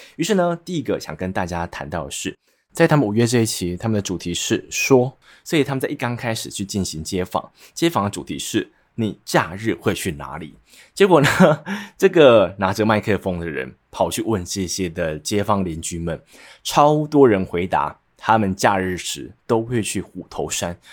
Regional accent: Nantou County, Taiwan; moved away; 我是南投人

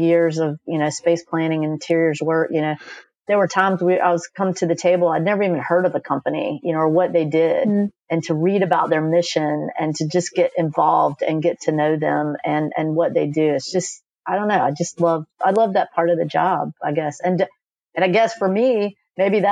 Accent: Raleigh, North Carolina, United States; I grew up in Raleigh.

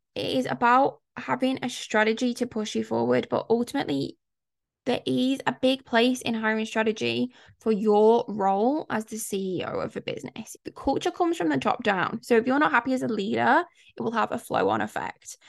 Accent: United Kingdom; I'm British, growing up in the U K, so I was born, I was a mid-eighties baby, and I can tell you, growing up in the nineties in the U K

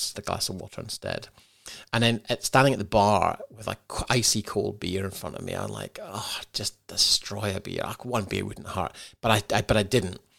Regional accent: Scotland, United Kingdom; moved away as an adult; also born or lived in London; now in Australia; growing up in Scotland, and being from the U K, and now living in Australia

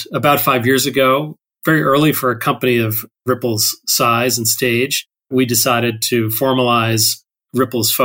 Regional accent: Toronto, Ontario, Canada; moved away as an adult; also born or lived in Bloomington, Indiana / Pacific Northwest, United States; now in United States; I grew up in Toronto, Canada, mostly

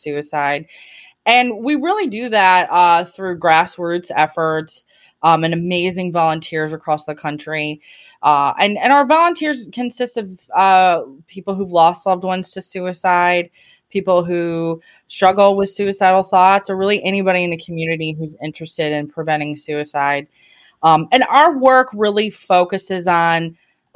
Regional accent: Chicago, Illinois, United States; now in New Orleans, United States; I live in right outside of New Orleans. I grew up in Chicago mostly

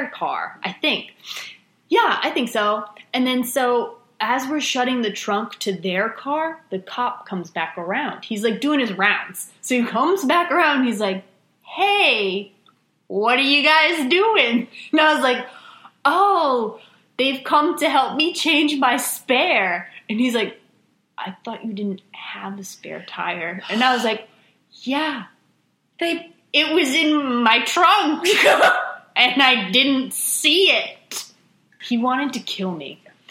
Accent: Rhode Island, United States; moved away; I am from Rhode Island

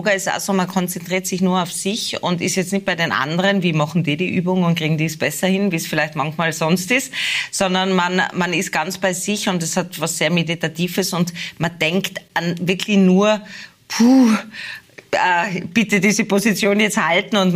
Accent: Tyrol, Austria; man wird natürlich schon als Tirolerin wahrgenommen. Ich lebe ja schon lange, also ich lebe ja eigentlich in Niederösterreich Hauptwohnsitz

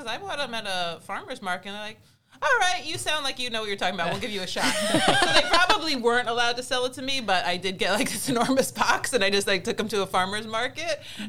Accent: New Jersey, United States; now in San Diego, United States; I grew up in New Jersey, right over the George Washington Bridge.

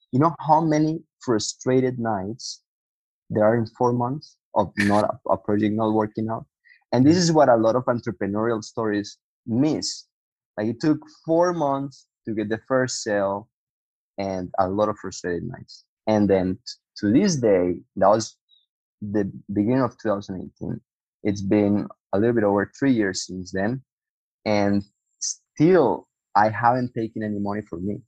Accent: Colombia; also born or lived in United States; now in Buga, Colombia; I'm from Colombia.

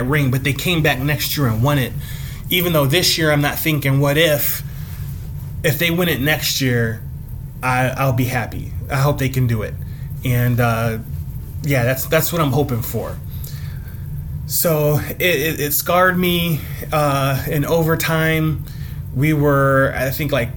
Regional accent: Cleveland, Ohio, United States; I'm from Cleveland

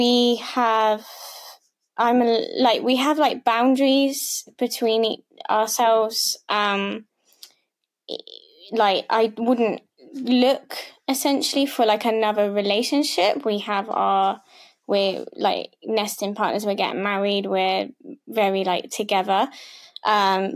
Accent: Devon, South West England, United Kingdom; I'm from Britain. I'm from Devon, so I'm a bit of a country girl.

